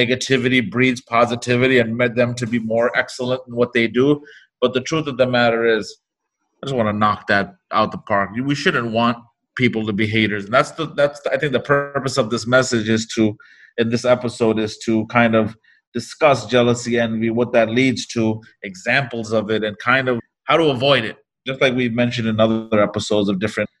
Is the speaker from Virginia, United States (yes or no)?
no; New York, United States; we come from New York City, from a hip hop culture